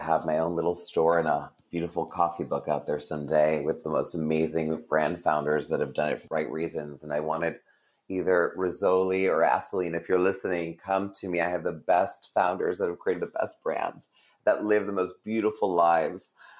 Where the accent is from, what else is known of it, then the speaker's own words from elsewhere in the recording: Vancouver, British Columbia, Canada; And I grew up in Vancouver.